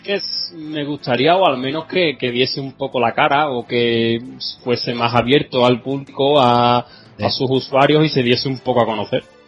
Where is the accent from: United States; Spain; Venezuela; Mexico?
Spain; Seville, Andalusia; soy un chico de Sevilla